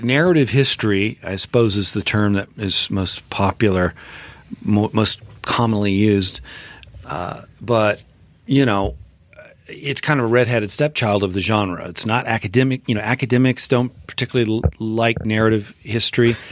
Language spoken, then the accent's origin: English; Memphis, Tennessee, United States; moved away as an adult; I grew up in Memphis, Tennessee